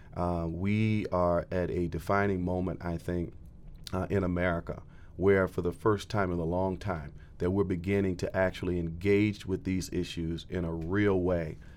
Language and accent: English; Florida, United States; moved away as an adult; now in Bridgeport, United States; originally, I'm from Florida, uh, and a transplant to the Northeast